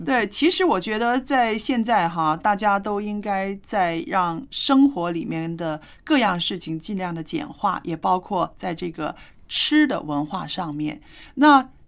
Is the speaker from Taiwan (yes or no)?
no; China; 我们就是中国人